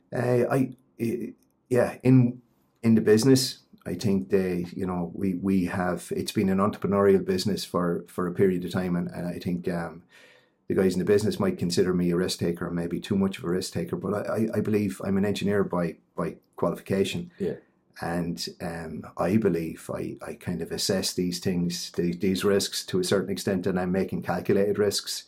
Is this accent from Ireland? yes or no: yes; Ballinabrannagh, Carlow, Leinster, Ireland; I'm from Ballinabrana in Carlow. I'm, I'm a Carlow person.